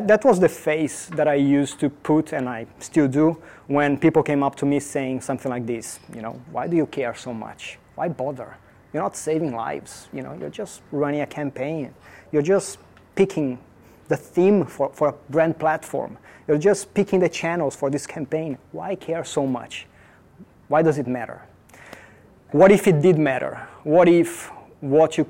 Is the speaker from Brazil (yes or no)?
yes; São Paulo, Brazil; moved away; I am originally from Brazil, from São Paulo